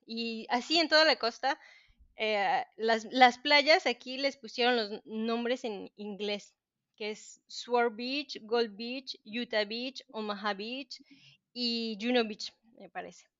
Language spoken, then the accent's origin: Spanish; Mexico; moved away as an adult; also born or lived in Cancún, Mexico; now in Normandy, France; yo soy mexicana